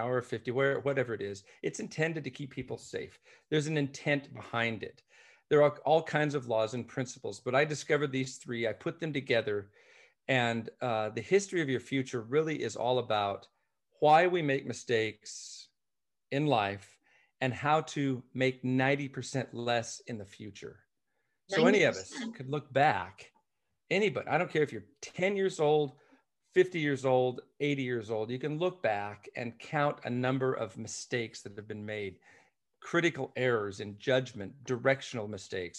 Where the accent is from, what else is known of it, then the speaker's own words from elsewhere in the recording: Scottish by birth, Scotland, United Kingdom; I am Scottish by birth, but my adopted parents who adopted me